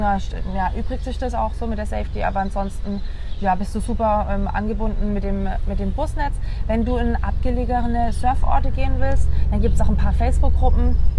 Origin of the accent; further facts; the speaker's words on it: Pforzheim, Baden-Württemberg, Germany; moved away; ich komme ursprünglich aus dem Süden von Deutschland, aus einer Stadt, die Pforzheim heißt, äh, zwischen Stuttgart und Karlsruhe